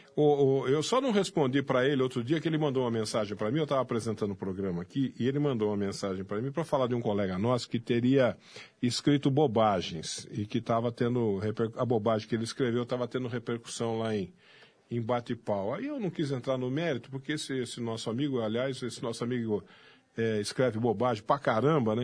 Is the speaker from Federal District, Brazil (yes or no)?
no; Botelhos, Minas Gerais, Brazil; also born or lived in Jardim Brasil, São Paulo; now in São Paulo, Brazil; nasci em Minas Gerais, ah. lá em Botelhos